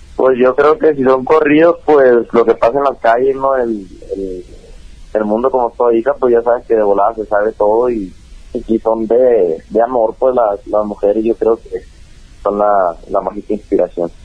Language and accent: Spanish; Mexico; acá ando en, en México, mi tierra